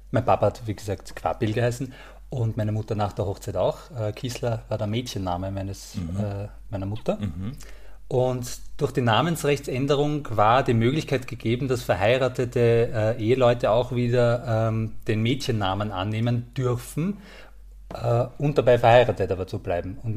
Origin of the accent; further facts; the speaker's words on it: Krems, Lower Austria, Austria; born there; now in Vienna, Austria; Also ja, ich liebe die Wachau vor allem, also ich bin in Krems geboren äh, und ähm, die Wachau ist einfach ein Traum